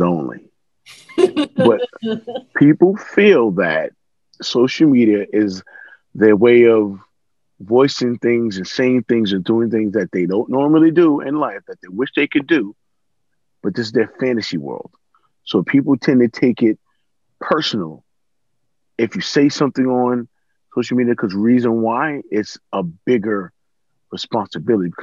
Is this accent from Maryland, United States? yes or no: no; New York City, New York, United States; from the Bronx, New York